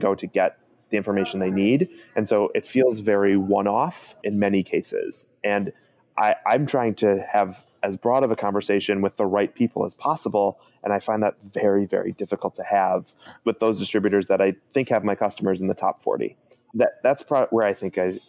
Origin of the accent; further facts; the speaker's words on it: Chicago, Illinois, United States; I'm from Chicago.